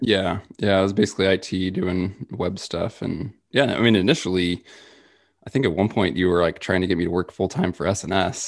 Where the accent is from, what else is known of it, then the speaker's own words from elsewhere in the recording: Midwest, United States; growing up in the Midwest